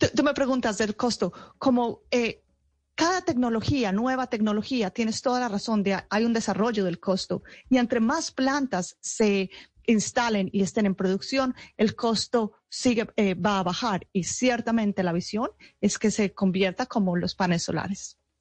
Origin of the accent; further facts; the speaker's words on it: Paisa, Antioquia, Colombia; moved away; hace muchos años ya salí de Colombia, pero eh, toda mi familia está en Colombia y soy muy orgullosa de ser paisa.